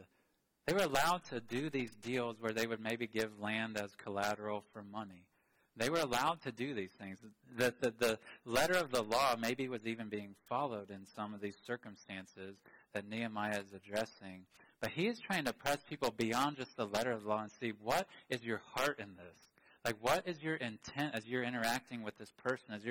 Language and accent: English; United States; I love being an American